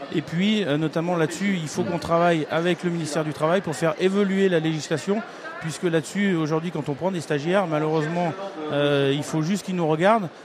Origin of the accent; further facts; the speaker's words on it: Auvergne-Rhône-Alpes, France; je viens d'Auvergne-Rhône-Alpes